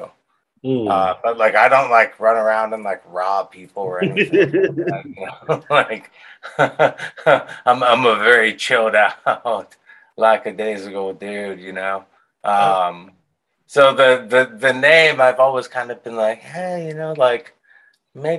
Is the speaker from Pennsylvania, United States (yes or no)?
yes; Pittsburgh, Pennsylvania, United States; I grew up in Pittsburgh, Pennsylvania, in the South Hills.